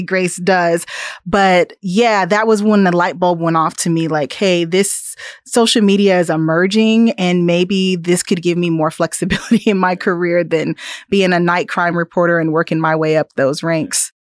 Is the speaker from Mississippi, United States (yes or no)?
no; Topeka, Kansas, United States; also born or lived in East Coast; now in Manhattan, Kansas, United States; I was born and raised in Topeka, so I'm a Kansan.